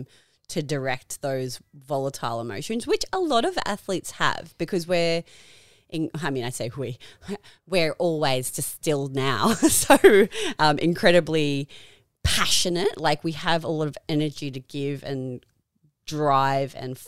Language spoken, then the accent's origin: English; Queensland, Australia; we are from Queensland